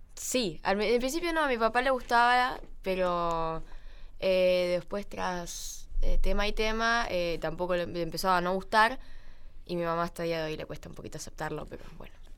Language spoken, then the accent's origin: Spanish; Buenos Aires, Argentina; also born or lived in Gualeguaychú, Entre Ríos; soy de Buenos Aires, viví en Capital